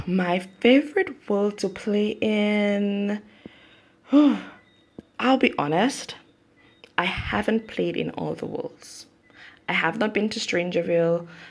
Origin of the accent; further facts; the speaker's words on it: St. Lucia; I am from the Caribbean, St. Lucia specifically.